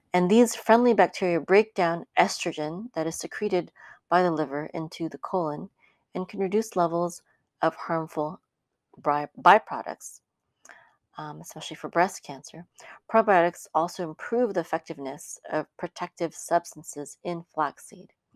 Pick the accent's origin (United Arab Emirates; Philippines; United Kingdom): Philippines; I'm Filipino